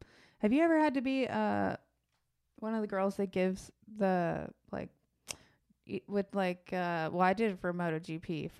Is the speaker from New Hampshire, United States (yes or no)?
no; San Diego, California, United States; From San Diego.